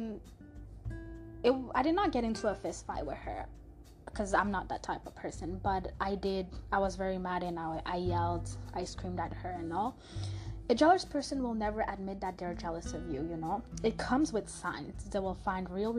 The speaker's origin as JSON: {"language": "English", "town": "Montreal", "region": "Quebec", "country": "Canada", "tie": "born or raised there", "first_language": "French", "second_language": "English", "moved": "yes", "lives_now": "Toronto, Canada", "said": "the city and country I was born in, which is Montreal, Canada."}